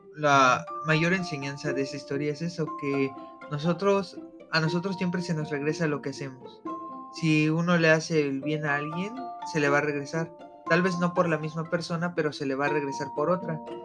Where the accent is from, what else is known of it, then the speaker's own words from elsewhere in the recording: Mexico City, Mexico; moved away; yo vengo de la poderosísima Ciudad de México, allá donde hay mucho de todo.